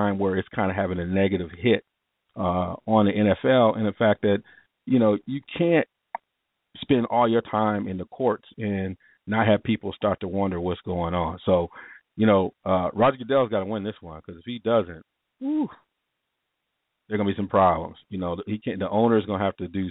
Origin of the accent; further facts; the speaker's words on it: Ann Arbor, Michigan, United States; I grew up in Michigan, Ann Arbor